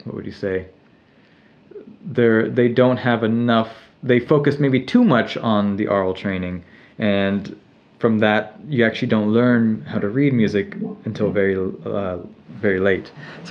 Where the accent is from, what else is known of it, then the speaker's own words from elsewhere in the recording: Laguna Beach, California, United States; I grew up in Laguna in South Orange County.